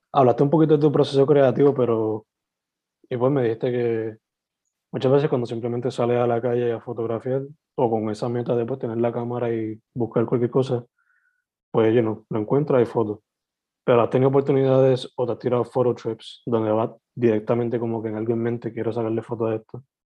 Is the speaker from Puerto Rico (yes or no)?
yes; Sabana Grande, southwest Puerto Rico, Puerto Rico; also born or lived in San Germán; yo siendo alguien naturalmente del suroeste, porque me crié en Sabana Grande, San Germán, esas dos áreas